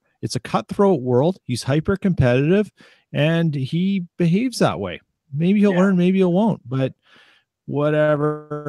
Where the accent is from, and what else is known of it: Canada